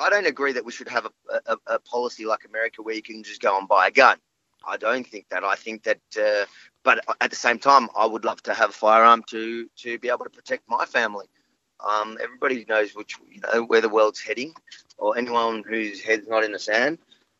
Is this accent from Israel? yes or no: yes; Israel; now in Australia; I'm military background from Israel. I was a sharpshooter in the IDF in the Golani Brigades.